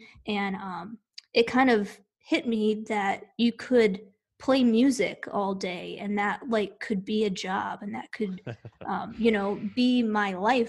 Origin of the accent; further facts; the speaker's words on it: Chicago suburbs, Illinois, United States; now in Knoxville, United States; I'm from the Chicago suburbs. Oh. And 30 to 45 minutes outside of Chicago.